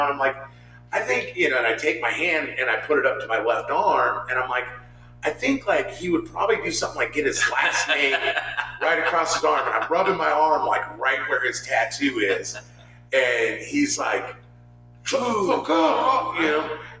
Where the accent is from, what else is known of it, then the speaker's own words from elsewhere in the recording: California, United States; moved away; I'm originally from California